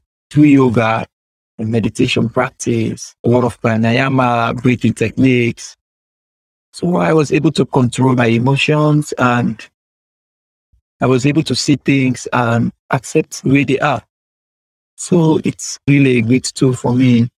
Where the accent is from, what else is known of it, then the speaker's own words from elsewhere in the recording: Sierra Leone; first language Temne; English is a second language; I lived in my country for over 18 to 20 years